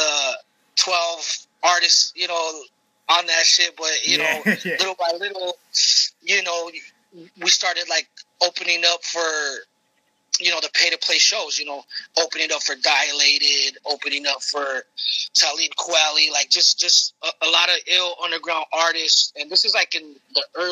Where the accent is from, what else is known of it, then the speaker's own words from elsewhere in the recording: Los Angeles, California, United States; I'm born and raised in Los Angeles. You know, I'm from a Mexican household